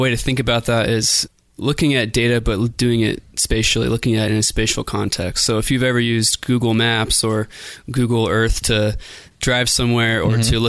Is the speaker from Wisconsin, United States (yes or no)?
no; Boise, Idaho, United States; I'm from Boise